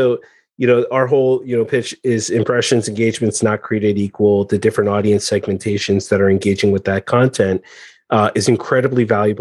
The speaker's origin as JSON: {"language": "English", "country": "United States", "tie": "born or raised there", "said": "I'm American born, but Iranian background"}